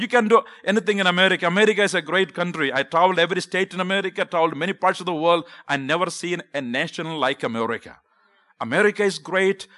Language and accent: English; Kerala, India; accent: Southern; English is a second language; moved away as an adult; now in United States; I grew up in South India, the state called Kerala.